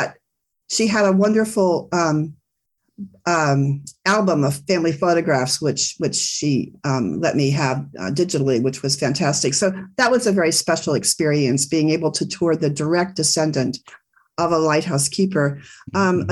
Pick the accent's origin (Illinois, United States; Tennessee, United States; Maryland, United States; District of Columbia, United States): District of Columbia, United States; Washington; also born or lived in Silicon Valley, California; now in Central Coast, California, United States; So originally I'm from the East Coast. I was raised in Washington, D.C.